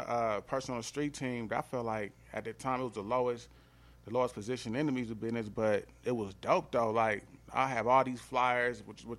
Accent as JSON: {"language": "English", "town": "Atlanta", "region": "Georgia", "country": "United States", "lives_now": "Los Angeles, United States", "said": "Even when I just moved to L.A. recently from Atlanta, like, I didn't go to L.A. like thinking, oh, I'm from Atlanta."}